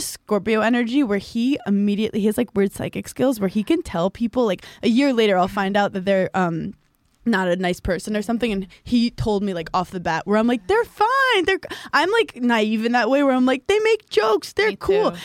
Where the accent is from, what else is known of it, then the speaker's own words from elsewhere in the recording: New York City, New York, United States; I grew up in Brooklyn and Park Slope, where it was predominantly Jewish and um, Irish American